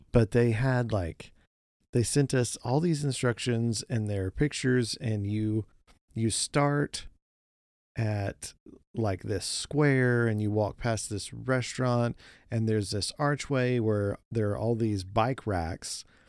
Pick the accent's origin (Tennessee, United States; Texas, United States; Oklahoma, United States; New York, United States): Oklahoma, United States; we grew up in Oklahoma